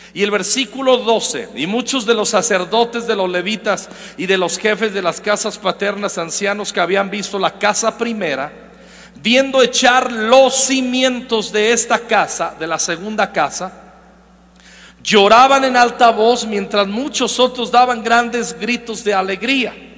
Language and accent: Spanish; Zacapu, Michoacán, Mexico; Yo soy de Michoacán. Y de donde yo nací, en Zacapo, un, pueblo